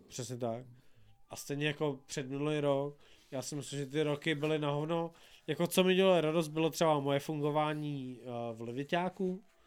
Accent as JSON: {"language": "Czech", "region": "Silesia", "country": "Czechia", "said": "já jsem jako ze Slska"}